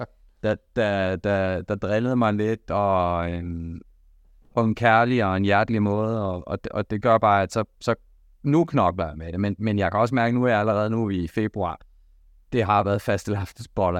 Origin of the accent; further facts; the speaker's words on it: Denmark; vi danskere